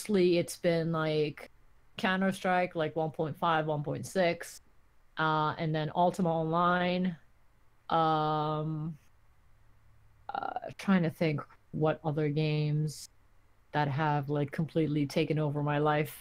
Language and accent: English; Turkey; moved away; I grew up in Turkey. I didn't grow up in the US